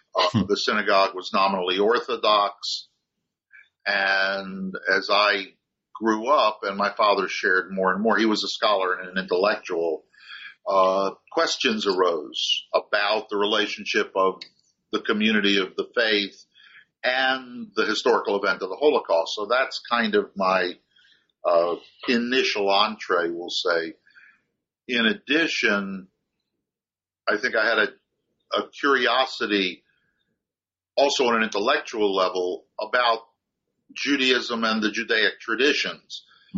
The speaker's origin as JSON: {"language": "English", "region": "Maryland", "country": "United States", "tie": "born or raised there", "also_born_or_lived": "Baltimore, Maryland", "first_language": "German", "said": "German was the first family language growing up, though it, and I was born in Baltimore, Maryland, grew up just outside of Washington, D.C."}